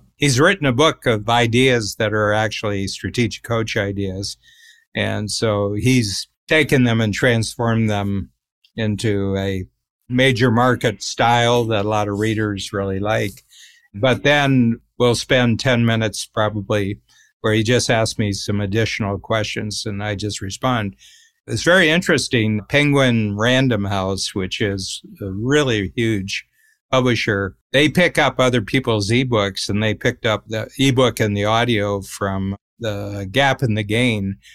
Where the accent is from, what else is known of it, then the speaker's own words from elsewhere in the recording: Cleveland, Ohio, United States; I grew up near Cleveland